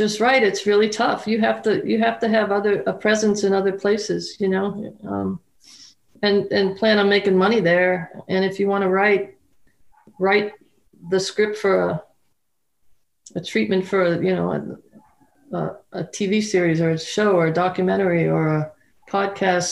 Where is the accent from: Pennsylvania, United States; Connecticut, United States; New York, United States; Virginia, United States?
Pennsylvania, United States; Pittsburgh; I grew up in Pittsburgh